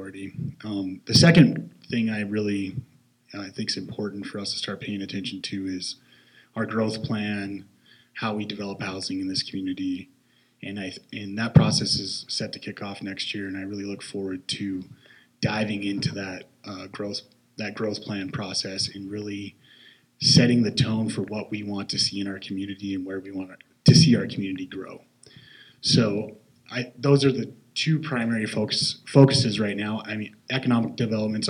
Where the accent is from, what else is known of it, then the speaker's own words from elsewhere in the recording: the Hi-Line, Montana, United States; now in Great Falls, United States; I grew up on the High Line and came to Great Falls